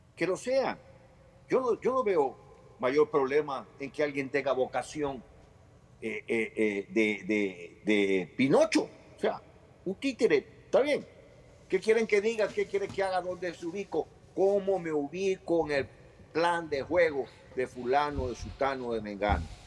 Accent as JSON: {"language": "Spanish", "country": "Ecuador", "said": "como ecuatoriano"}